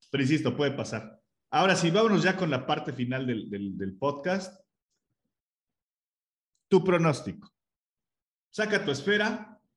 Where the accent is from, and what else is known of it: Mexico